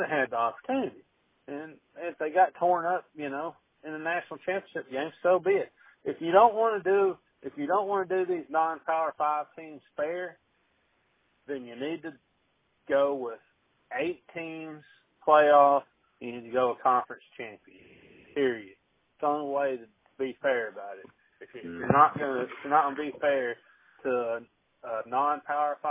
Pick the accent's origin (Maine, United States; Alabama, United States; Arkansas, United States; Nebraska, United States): Arkansas, United States; I grew up in Arkansas